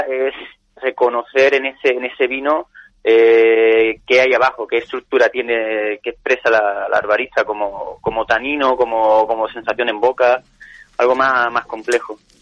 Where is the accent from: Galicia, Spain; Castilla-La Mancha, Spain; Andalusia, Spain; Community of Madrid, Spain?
Andalusia, Spain; Rota; moved away as an adult; now in Ronda, Spain; yo soy de Rota, entonces siempre me ha quedado esa, esa cosilla de, hacer algo en, con, mi, con mi origen